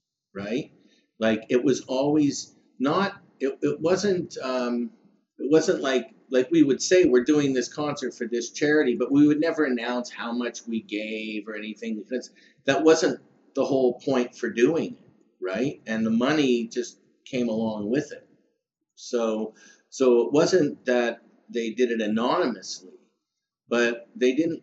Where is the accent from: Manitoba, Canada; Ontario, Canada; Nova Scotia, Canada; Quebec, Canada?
Ontario, Canada; Toronto; also born or lived in United States; I was born there, but but I was raised in Toronto. I moved to Toronto when I was two